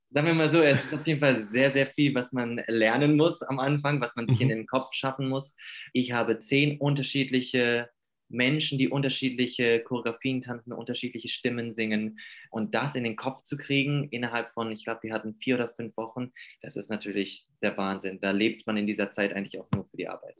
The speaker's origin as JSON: {"language": "German", "region": "Hamburg", "country": "Germany", "moved": "yes", "lives_now": "Stuttgart, Germany", "said": "ich komme aus Hamburg und bin momentan in Stuttgart"}